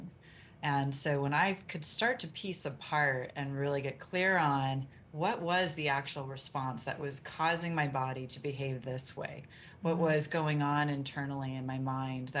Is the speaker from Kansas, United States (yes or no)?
yes; Kansas, United States; I grew up in the Midwest in Kansas and it was very much kind of button up, toughen up, bootstraps